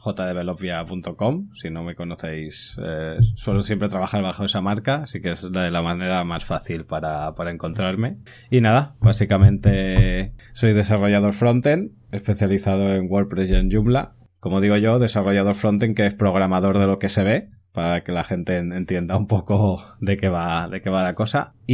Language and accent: Spanish; Catalonia, Spain; soy, catalán, soy catalán